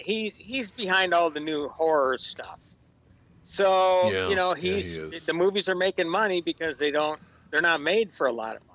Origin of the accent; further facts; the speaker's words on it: Minnesota, United States; growing up in Minnesota